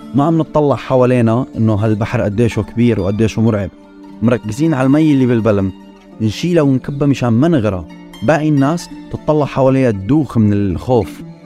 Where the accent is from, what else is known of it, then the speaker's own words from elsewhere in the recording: Nawa, Daraa Governorate, Syria; moved away as an adult; also born or lived in Kuwait / Damascus / Lebanon; now in London, United Kingdom; نحن اصلنا من درعا ضيعه اسمها ضيعه نوى